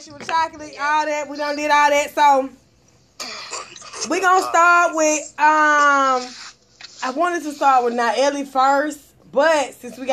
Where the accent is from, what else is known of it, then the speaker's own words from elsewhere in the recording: the South, United States; I'm from the South. I ain't never been to New York a day in my life.